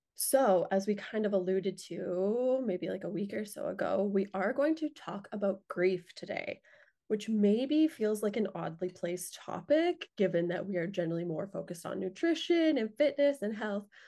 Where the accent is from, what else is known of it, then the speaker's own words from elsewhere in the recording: Lethbridge, Alberta, Canada; moved away as an adult; I grew up in Lethbridge